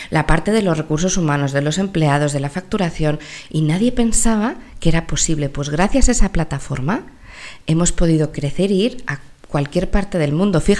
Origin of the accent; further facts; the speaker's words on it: Mexico; born there; also born or lived in United States; mis primeros cuatro años los viví en Estados Unidos porque nací en México, entonces me sale en inglés